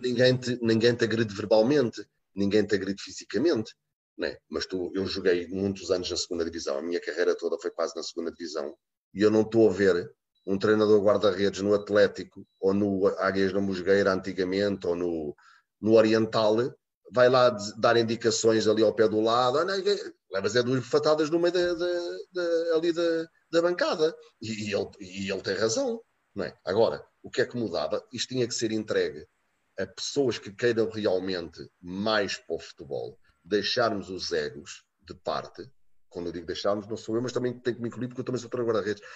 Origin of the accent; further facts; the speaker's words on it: Portugal; moved away as an adult; now in Bordeaux, France; Eu sou Tuga